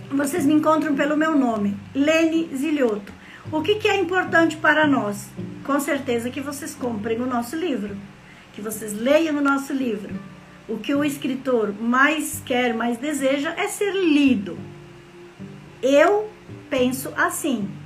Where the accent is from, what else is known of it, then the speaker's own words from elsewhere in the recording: Rio Grande do Sul, Brazil; moved away as an adult; now in Mato Grosso, Brazil; Sou gaúcha, morando em Mato Grosso desde 2011 e eu tenho o título de cidadã matogrossense